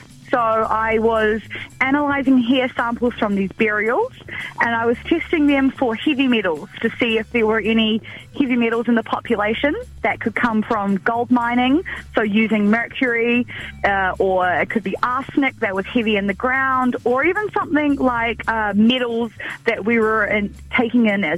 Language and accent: English; New Zealand; close to my hometown